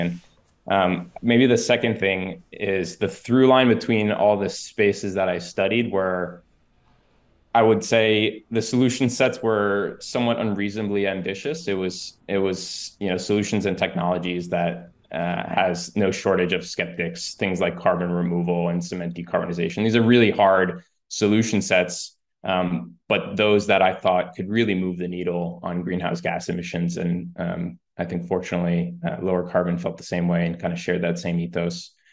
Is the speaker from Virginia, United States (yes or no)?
no; New York, United States; also born or lived in Spain; Grew up mostly in New York